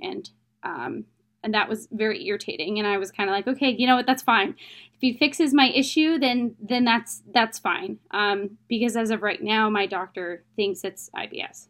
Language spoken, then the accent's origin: English; United States; I'm from America